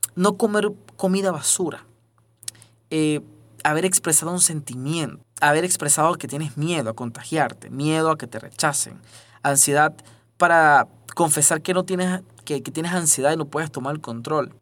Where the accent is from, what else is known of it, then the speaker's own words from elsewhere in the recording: Venezuela; moved away; soy venezolano